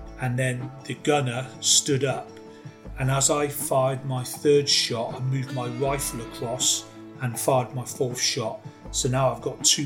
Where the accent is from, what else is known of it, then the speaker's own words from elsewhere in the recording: Cheltenham, South West England, United Kingdom; I was born in Cheltenham, and where Cheltenham is, it's just full of elderly people. There's not much jobs prospects there.